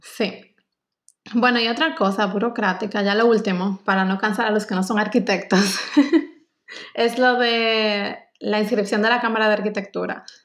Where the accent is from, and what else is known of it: Dominican Republic; moved away as an adult; also born or lived in Stuttgart, Germany; now in Germany